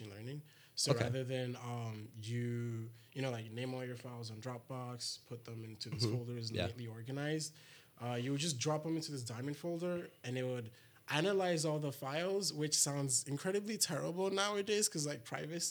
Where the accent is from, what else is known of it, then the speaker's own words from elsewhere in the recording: Lagos, Nigeria; moved away; I'm from Lagos, Nigeria, which is my hometown.